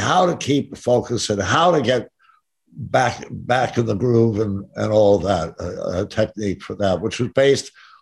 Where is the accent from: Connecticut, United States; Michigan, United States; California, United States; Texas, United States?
Connecticut, United States; Stamford; moved away as an adult; also born or lived in New York / Los Angeles; I was born in Stamford, Connecticut. And my folks always had an apartment in New York, so I was constantly going back and forth